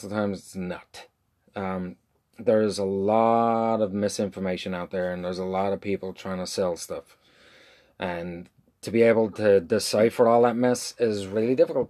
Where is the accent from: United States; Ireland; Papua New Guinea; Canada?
Ireland; I'm from Ireland. We do wagons.